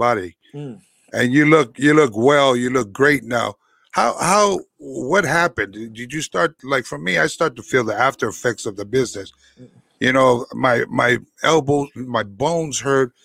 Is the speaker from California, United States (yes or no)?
yes; San Francisco, California, United States; I come from the Bay Area, born from the Bay Area, the streets of San Francisco from a poor, poor family